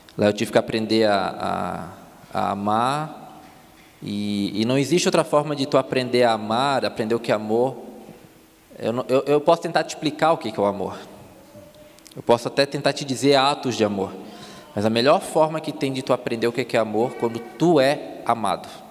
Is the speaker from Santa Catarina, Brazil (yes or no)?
yes; Palhoça, Santa Catarina, Brazil; accent: Floripa; moved away; also born or lived in Florianópolis; Eu sou de Palhoça, que é do lado.